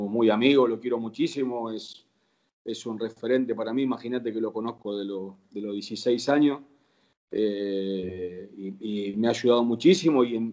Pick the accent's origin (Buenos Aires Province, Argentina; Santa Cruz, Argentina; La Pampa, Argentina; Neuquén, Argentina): Buenos Aires Province, Argentina; Banfield; also born or lived in Lomas de Zamora; Yo nací en Loma de Zamora, este, viví en Banfield casi toda mi vida y me crié. Ahí tengo todos mis amigos